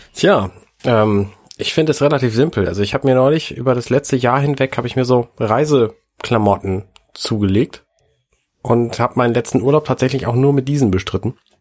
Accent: Buxtehude, Lower Saxony, Germany; moved away; ich komme aus Buxtehude

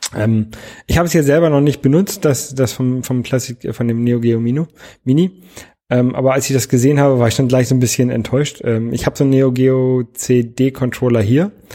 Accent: Lower Saxony, Germany; Ich bin in Niedersachsen zur Schule gegangen.

